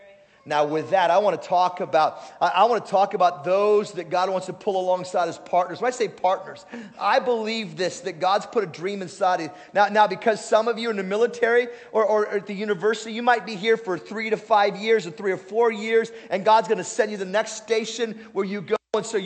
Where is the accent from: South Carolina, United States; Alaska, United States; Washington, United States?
Alaska, United States; All right, we're from Alaska, who cares, right?